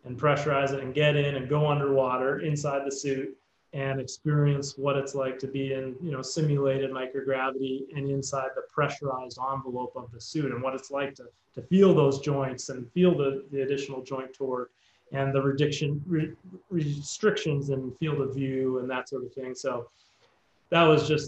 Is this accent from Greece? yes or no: no; Canada; I'm from Canada, so I went to McGill University.